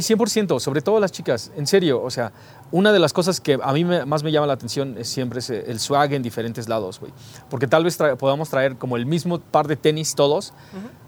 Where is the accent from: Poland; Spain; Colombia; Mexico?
Mexico; aquí en México